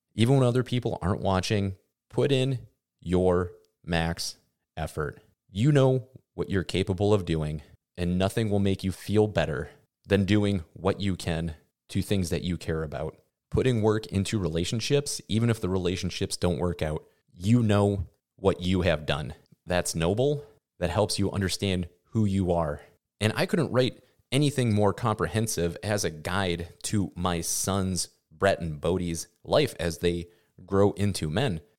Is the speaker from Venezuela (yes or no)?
no; Midwest, United States; growing up in the Midwest